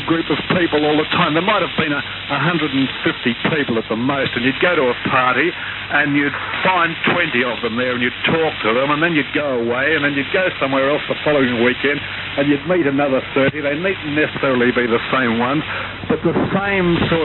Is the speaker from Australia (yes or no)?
yes; Melbourne, Victoria, Australia; moved away as an adult; I was born in Melbourne. I lived in Melbourne until I was in my 30s